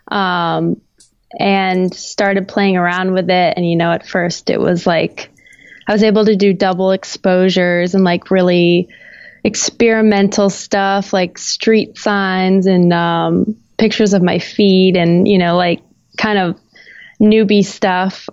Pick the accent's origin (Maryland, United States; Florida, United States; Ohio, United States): Florida, United States; also born or lived in New York; now in Los Angeles, United States; I'm from Florida